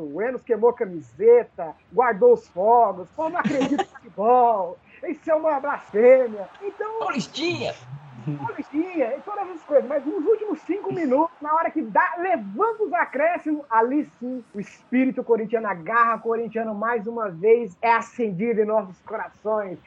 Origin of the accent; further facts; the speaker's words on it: Brazil; eu agora como brasileiro